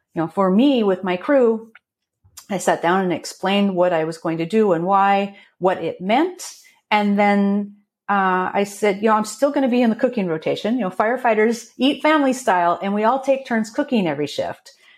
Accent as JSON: {"language": "English", "town": "Portland", "region": "Oregon", "country": "United States", "tie": "born or raised there", "moved": "yes", "lives_now": "Snoqualmie Valley, United States", "said": "I grew up outside of Portland, Oregon."}